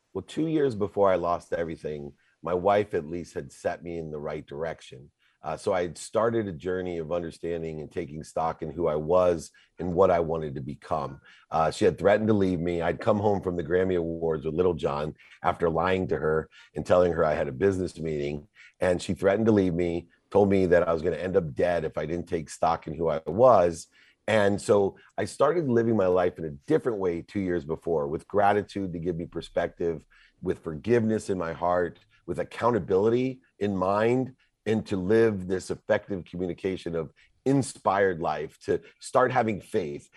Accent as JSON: {"language": "English", "town": "Akron", "region": "Ohio", "country": "United States", "tie": "born or raised there", "also_born_or_lived": "Southern California", "moved": "yes", "said": "I was born in Akron, Ohio"}